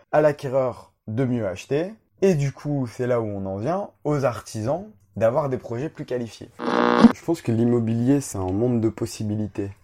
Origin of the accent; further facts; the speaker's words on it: Roubaix, Hauts-de-France, France; also born or lived in Canada; Du nord de la France, évidemment. Je suis né à Roubaix, dans les années 92.